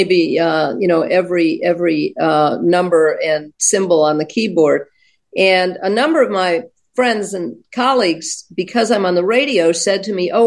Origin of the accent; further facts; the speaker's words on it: Baltimore, Maryland, United States; I'm from Baltimore